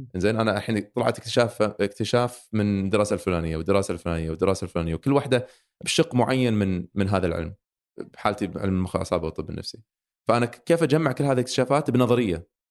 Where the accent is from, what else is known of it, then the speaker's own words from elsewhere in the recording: Kuwait; عندنا بالكويت